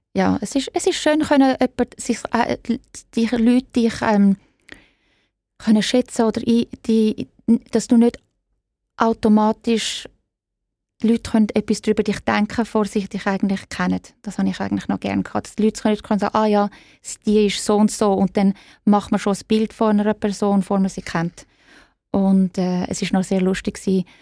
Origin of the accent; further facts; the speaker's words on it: Zurich, Switzerland; moved away as an adult; also born or lived in Florence / New York; now in London, United Kingdom; Ich bin in Zürich aufgewachsen